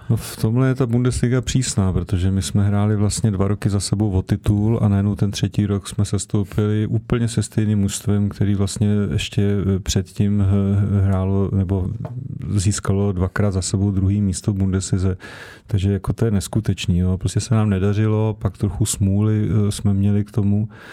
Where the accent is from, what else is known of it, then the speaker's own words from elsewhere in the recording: Prague, Czechia; jsem se narodil eh, kilometr od Slávě, od 6 let jsem tam jako odchovanec chodil, hrál jsem tam v podstatě do 37 let